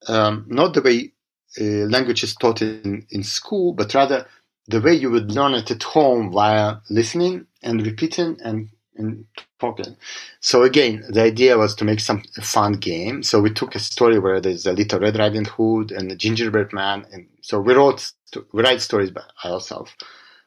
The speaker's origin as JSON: {"language": "English", "country": "Israel", "tie": "born or raised there", "also_born_or_lived": "Russia / Boston", "said": "I was born in Russia, and I moved as a child. I grew up to Israel. I grew up in Israel. I moved to Israel as a child"}